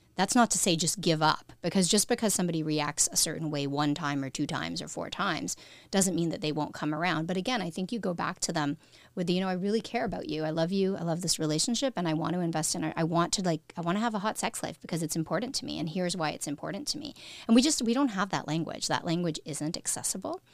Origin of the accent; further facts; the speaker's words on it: Canada; we're a smaller country